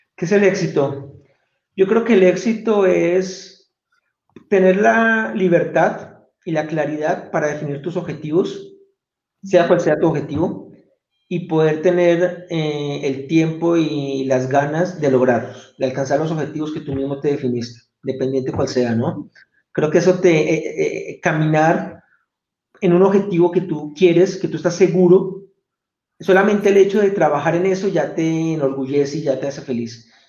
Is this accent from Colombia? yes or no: yes; Colombia; accent: Colombian; moved away as an adult; also born or lived in Bogotá / Venezuelan border area / Medellín / London; soy colombiano, creo que me delato fácilmente con mi acento